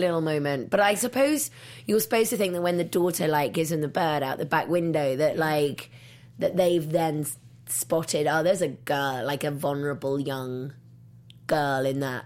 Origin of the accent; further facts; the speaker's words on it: England, United Kingdom; moved away; I'm from England